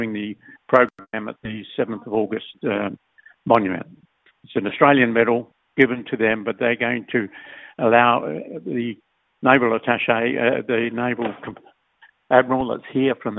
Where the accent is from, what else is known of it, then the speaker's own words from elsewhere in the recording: Solomon Islands; we're British colonial islands up until 78, and then we became independent.